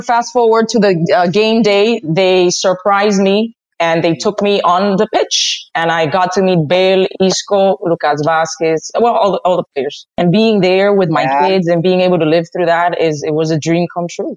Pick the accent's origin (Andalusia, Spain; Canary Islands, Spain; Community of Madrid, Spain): Community of Madrid, Spain; Madrid; moved away as an adult; also born or lived in Dominican Republic; now in United States; I was born in the Dominican Republic, but raised in Madrid, Spain.